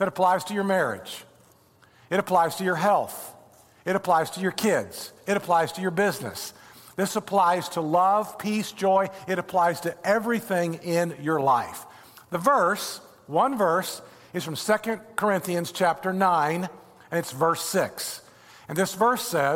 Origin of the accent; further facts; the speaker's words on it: Indiana, United States; now in Florida, United States; I'm from Indiana. I grew up with corn and soybeans everywhere